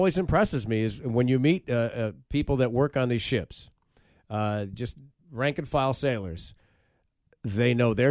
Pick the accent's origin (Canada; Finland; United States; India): United States; Grand Rapids, Michigan; moved away; I grew up in Michigan. I grew up in Grand Rapids, Michigan.